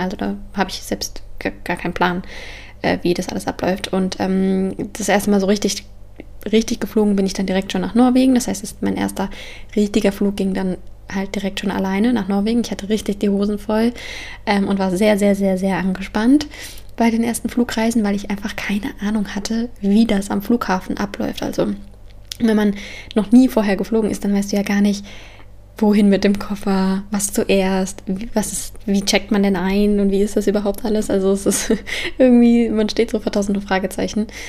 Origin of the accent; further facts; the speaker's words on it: near Frankfurt, Hesse, Germany; moved away; also born or lived in Copenhagen; ich komme ja aus der Nähe von Frankfurt